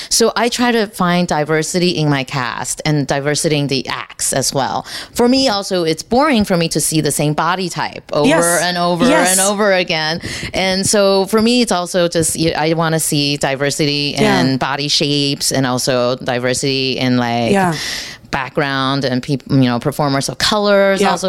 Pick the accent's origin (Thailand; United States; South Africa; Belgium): United States; Texas; now in New York City, United States; I'm from Texas